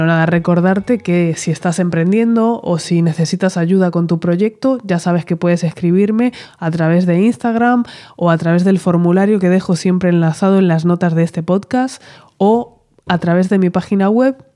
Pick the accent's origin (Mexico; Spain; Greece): Spain; Madrid, Community of Madrid; moved away as an adult; now in Uruguay; Yo soy de Madrid, vosotras estáis ahí, conocéis cómo es la ciudad, es una locura. Y yo acababa de ser mamá, mi hija mayor tenía seis meses cuando vinimos a Uruguay.